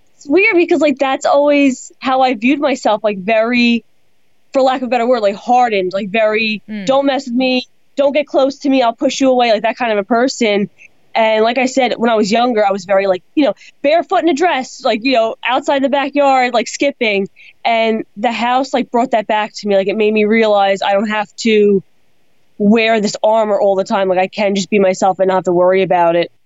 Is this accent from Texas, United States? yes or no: no; Long Island, New York, United States; I'm from Long Island